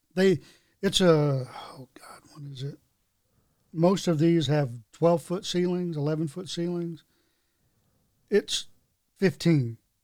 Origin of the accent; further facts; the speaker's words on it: North Carolina, United States; I had growing up in North Carolina